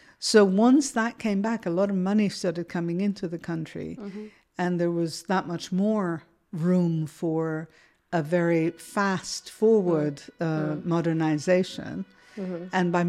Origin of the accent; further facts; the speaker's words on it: Iran; And I think I grew up in a bit of a bubble, mm-hmm. which wasn't the kind of the I suppose you could say not the real Iran in that. Mm-hmm. My parents are not Iranian.